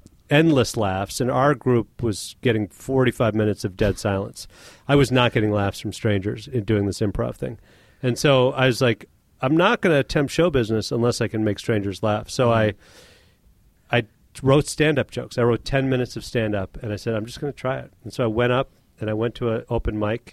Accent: Chicago, Illinois, United States; I'm from Chicago

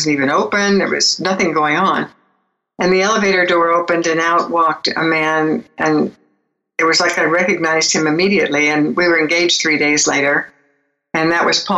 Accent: Beverly Hills, California, United States; I was born in Beverly Hills and grew up in Beverly Hills in a really interesting family

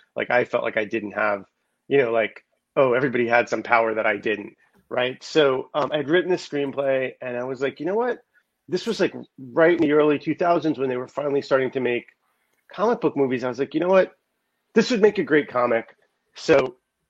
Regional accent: New York, United States; now in Los Angeles, United States; I'm originally from New York. I'm actually here now visiting family. I live in Los Angeles for the most part now

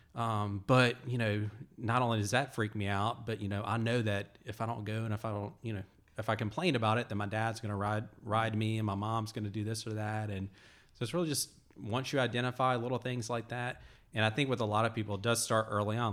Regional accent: Alabama, United States; moved away; I'm originally from Alabama

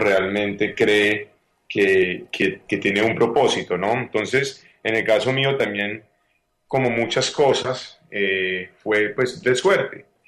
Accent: Paisa, Antioquia, Colombia; yo soy un colombiano, soy paisa

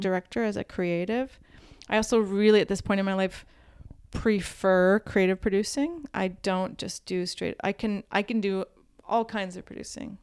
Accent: Midwest, United States; I'm from the Midwest

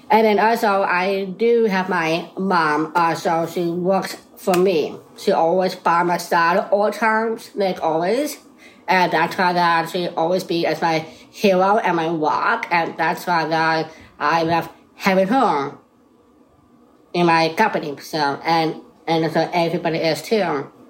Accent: Boston, Massachusetts, United States; I, uh, I am a 31. I born down syndrome, and I am from Boston.

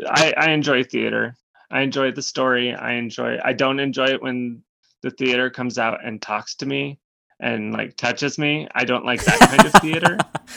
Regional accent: Montana, United States; moved away as an adult; also born or lived in Minnesota / Tuscaloosa, Alabama / New York City; I started off in Montana. I grew up in Montana. And then I went to undergrad in Minnesota.

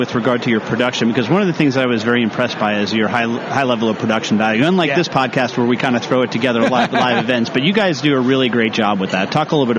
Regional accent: Long Island, New York, United States; I grew up on Long Island

